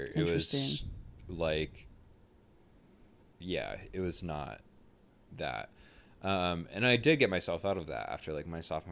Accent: the South, United States; I grew up in the South in a small town

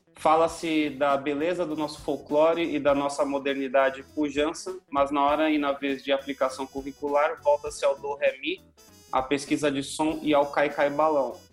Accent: Brazil; Nós somos brasileiros

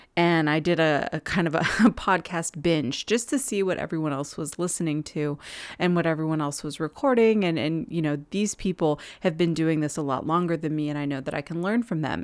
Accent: Southern California, United States; moved away; I grew up in Southern California

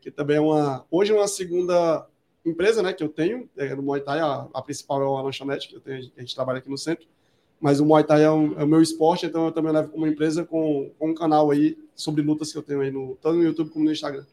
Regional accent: Ceará, Brazil; now in São Paulo, Brazil; eu voltei para o Ceará, sou cearense.

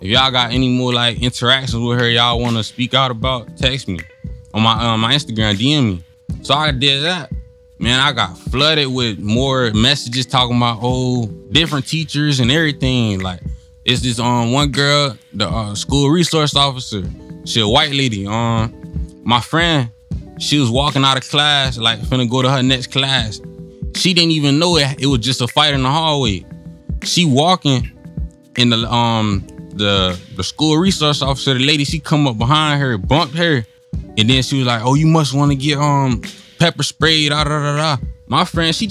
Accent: Oakland, Florida, United States; I'm from Oakland.

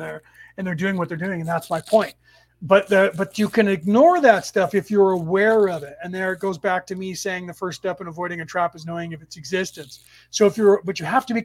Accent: San Francisco Bay Area, California, United States; I was born in the San Francisco Bay Area in California, and I lived here most of my life.

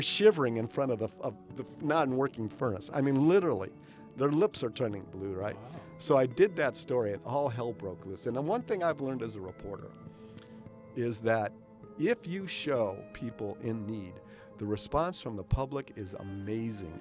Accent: Chicago, Illinois, United States; moved away as an adult; also born or lived in Des Moines, Iowa / Cedar Rapids, Iowa; growing up in Chicago

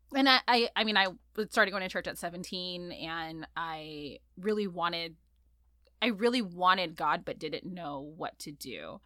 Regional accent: La Palma, California, United States; also born or lived in Santa Cruz, California / Queens, New York; I grew up in Orange County, North Orange County, a little town called La Palma

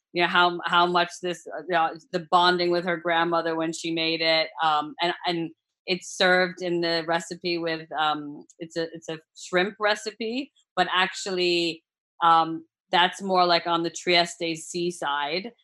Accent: United States; accent: American; also born or lived in Australia / United Kingdom; now in Italy; you hear my American accent

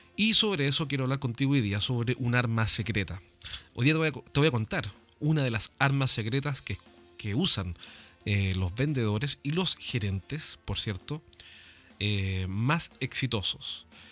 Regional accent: Chile; acá en mi país

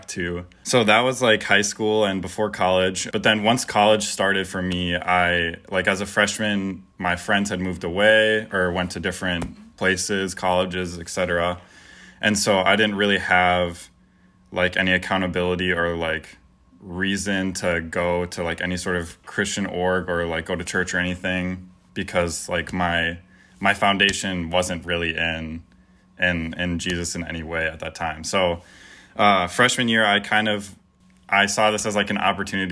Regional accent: Verona, Wisconsin, United States; I grew up in Verona, Wisconsin, which isn't too far away

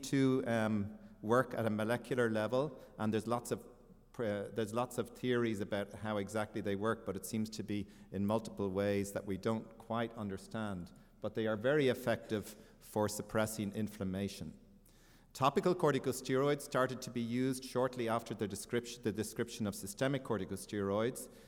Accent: Ireland; moved away; I am from Ireland.

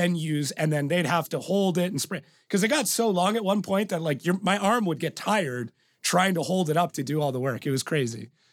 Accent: Canada; born and raised in Canada

